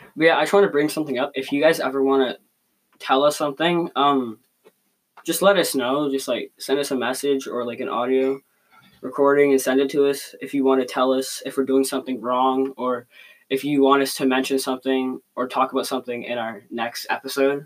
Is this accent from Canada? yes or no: yes; Canada; we are from Canada.